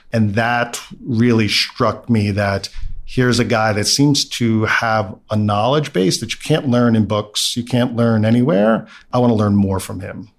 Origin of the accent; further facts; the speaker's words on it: New York City, New York, United States; I grew up in Brooklyn, middle class background